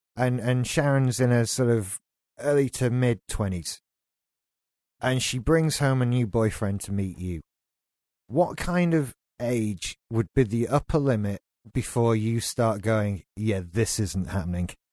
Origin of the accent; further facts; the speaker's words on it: United Kingdom; we're British